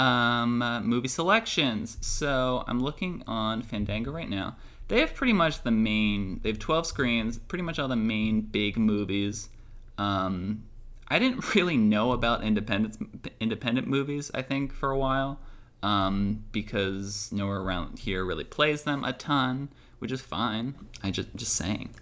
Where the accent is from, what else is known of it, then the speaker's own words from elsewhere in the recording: Moorestown, New Jersey, United States; moved away; I am recording from Moorestown, New Jersey